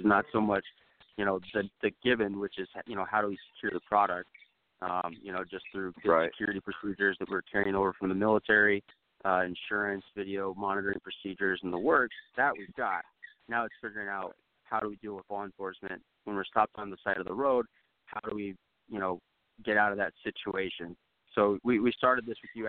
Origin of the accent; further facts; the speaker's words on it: Idaho, United States; I'm from Idaho